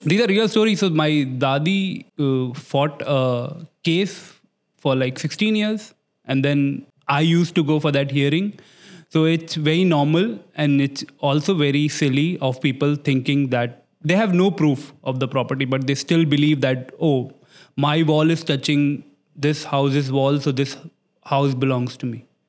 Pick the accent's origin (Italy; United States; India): India; Delhi; moved away as an adult; now in Dubai, United Arab Emirates; I'm from Old Delhi, Chani Chowk